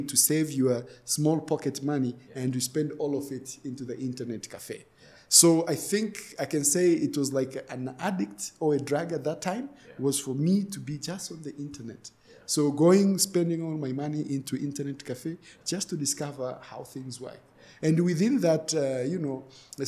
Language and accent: English; Moshi, Kilimanjaro, Tanzania; I grew up in Moshi